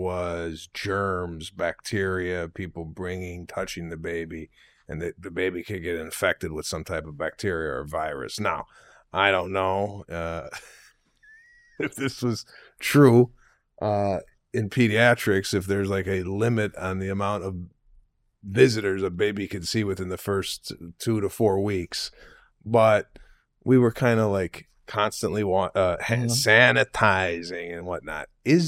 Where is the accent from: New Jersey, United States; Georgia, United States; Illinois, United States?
Illinois, United States; Arlington Heights; It is a town over where I grew up in Arlington Heights.